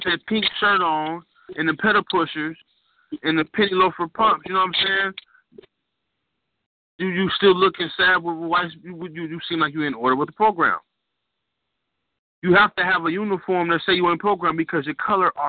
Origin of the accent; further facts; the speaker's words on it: California, United States; I'm from California